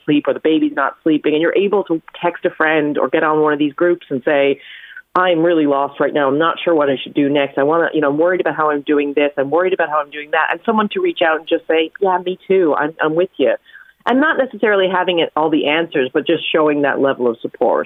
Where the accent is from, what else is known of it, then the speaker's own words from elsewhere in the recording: New York, United States; growing up in New York